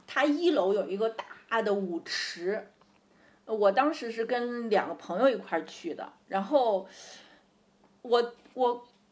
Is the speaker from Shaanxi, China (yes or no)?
yes; Xi'an area, Shaanxi, China; moved away as an adult; now in Beijing, China; 我出生在农村嘛